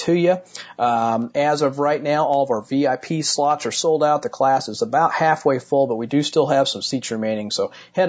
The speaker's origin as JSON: {"language": "English", "town": "Martinsville", "region": "Indiana", "country": "United States", "tie": "born or raised there", "said": "my hometown of Martinsville, Indiana"}